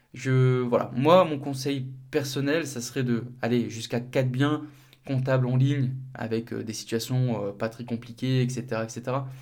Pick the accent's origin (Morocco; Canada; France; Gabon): France; north of France; moved away; mon cabinet de comptabilité, il est dans le nord, pas très loin de, ma ville natale